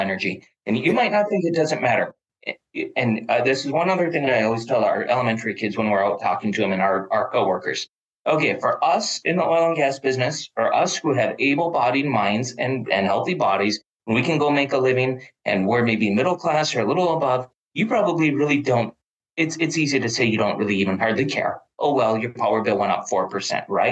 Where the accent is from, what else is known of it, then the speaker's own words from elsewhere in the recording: Duluth, Minnesota, United States; also born or lived in North Dakota; I was born in North Dakota, grew up in Duluth, Minnesota